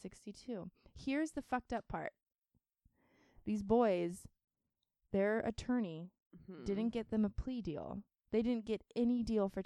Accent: California, United States; I'm from California

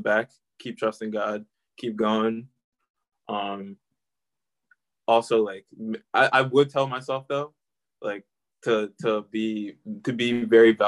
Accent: Delaware, United States; I grew up in Delaware.

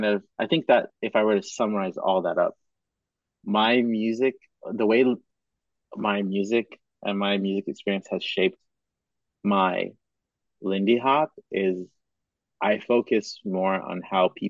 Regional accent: Cameroon; moved away; also born or lived in Madagascar / Kenya; I was born in Madagascar, but I grew up in Cameroon and Kenya.

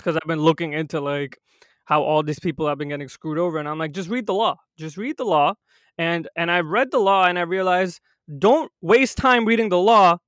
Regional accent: India; now in United States; I'm not first generation, I was born in India

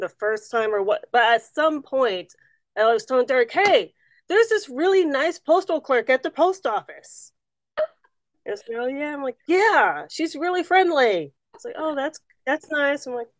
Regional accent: Southern California, United States; also born or lived in Oregon / Washington; originally I'm from Oregon, but we moved out of Oregon when I was 2, so all I remember is Southern California.

